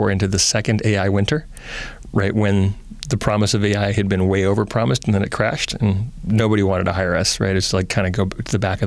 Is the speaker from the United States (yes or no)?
yes; Oakland, California, United States; also born or lived in Berkeley; I was born in Berkeley and raised in Oakland